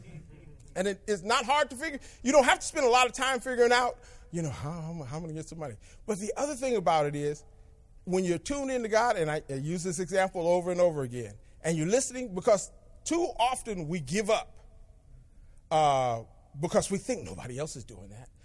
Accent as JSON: {"language": "English", "town": "Berkeley", "region": "California", "country": "United States", "tie": "born or raised there", "said": "I grew up in Berkeley"}